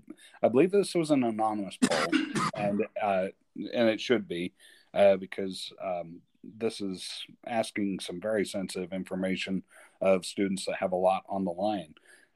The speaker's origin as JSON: {"language": "English", "area": "Cache Valley", "region": "Utah", "country": "United States", "tie": "born or raised there", "said": "I was born in Cache Valley, so I, you know, have some ties there."}